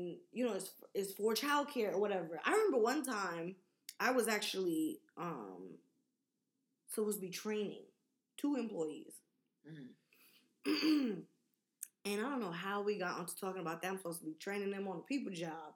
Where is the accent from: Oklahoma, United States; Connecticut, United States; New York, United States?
New York, United States; I'm from New York